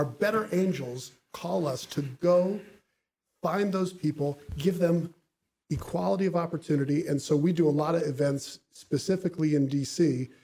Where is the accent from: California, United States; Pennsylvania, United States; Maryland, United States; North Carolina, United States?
Maryland, United States; Bethesda; also born or lived in Buffalo, New York; They moved to Bethesda, Maryland, which is where I grew up